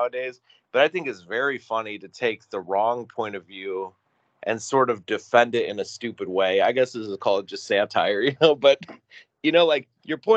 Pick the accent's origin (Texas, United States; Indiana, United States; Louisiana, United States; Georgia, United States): Indiana, United States; Northwest; growing up in Northwest Indiana where I grew up